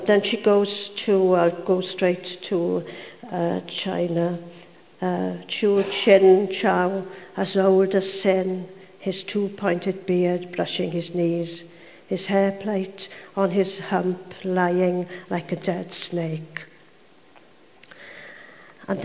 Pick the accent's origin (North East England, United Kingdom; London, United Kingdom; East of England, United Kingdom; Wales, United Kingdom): Wales, United Kingdom; Swansea Valley; I was brought up in Swansea Valley, where they spoke Welsh and English